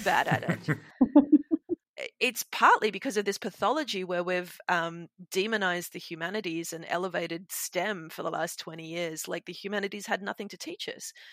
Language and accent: English; Sydney, New South Wales, Australia; The Darug people of my hometown, Sydney